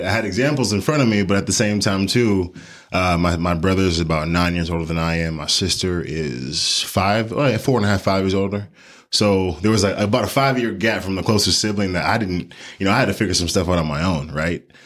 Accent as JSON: {"language": "English", "town": "Houston", "region": "Texas", "country": "United States", "tie": "born or raised there", "also_born_or_lived": "Colorado Springs", "said": "born and raised in Houston, Texas"}